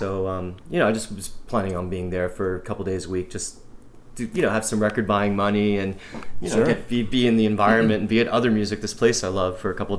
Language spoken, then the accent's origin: English; Florida, United States; moved away as an adult; now in New York, United States; I'm from Florida